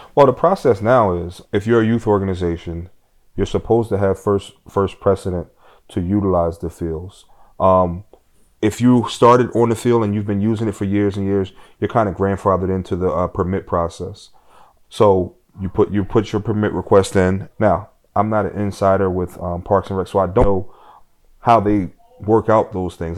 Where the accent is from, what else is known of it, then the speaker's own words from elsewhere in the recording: Philadelphia, Pennsylvania, United States; growing up in South Philadelphia